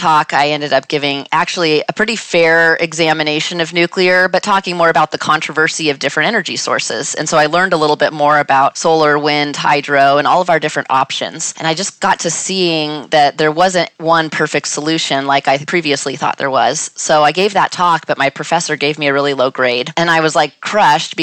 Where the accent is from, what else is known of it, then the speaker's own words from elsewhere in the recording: Northern California, United States; I grew up in Northern California, not near any nuclear facility